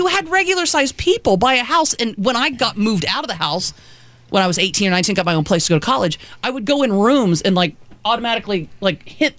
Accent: Batesville, Indiana, United States; I grew up in a really old house, too, in Indiana, southern Indiana.

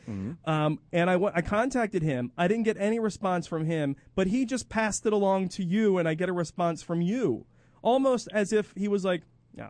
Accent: Philadelphia, Pennsylvania, United States; moved away as an adult; I moved out of Philadelphia in 1986, and everything still revolves around Philadelphia.

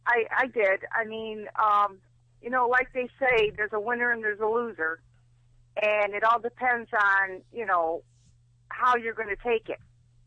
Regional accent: Michigan, United States; from Michigan.

